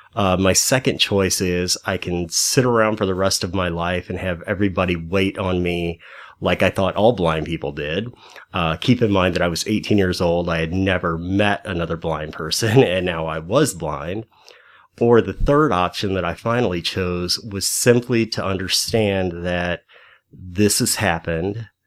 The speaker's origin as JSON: {"language": "English", "town": "High Hill", "region": "Missouri", "country": "United States", "tie": "born or raised there", "also_born_or_lived": "St. Louis, Missouri", "said": "my hometown is a little wide spot in the road called High Hill, Missouri, about an hour outside of Saint Louis"}